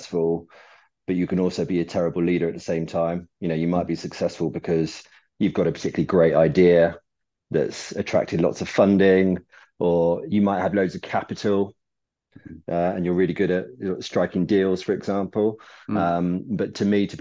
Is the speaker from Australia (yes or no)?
no; Devon, South West England, United Kingdom; moved away as an adult; also born or lived in Surrey; now in London, United Kingdom; Then my parents moved over to Devon, so I kind of grew up in the country from ages seven through to 18